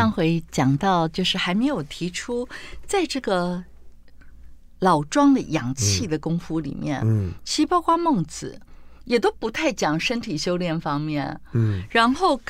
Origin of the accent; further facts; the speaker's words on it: Tainan, Taiwan; 包括我们台南人最爱的虱目鱼，